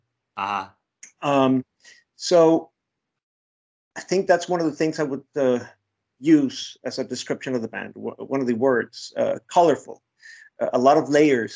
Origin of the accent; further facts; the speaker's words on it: Mexico City, Mexico; I was born in Mexico City